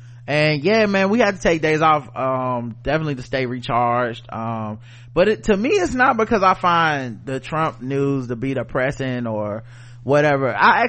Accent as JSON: {"language": "English", "country": "Zambia", "said": "In my home country, Zambia, they are still on the books even after all the trouble folks went through to get control back from British colonial officials."}